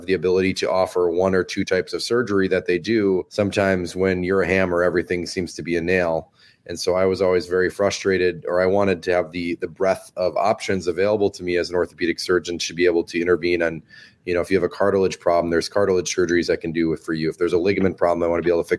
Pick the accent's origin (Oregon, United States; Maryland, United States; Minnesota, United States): Minnesota, United States; moved away as an adult; also born or lived in Iowa; now in San Francisco, United States; I was born in Iowa and then raised in Minnesota from kindergarten through the end of residency